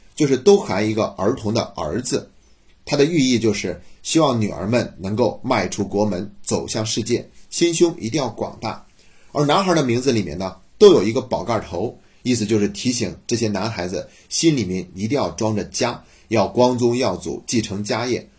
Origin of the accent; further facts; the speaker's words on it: China; 我们中国人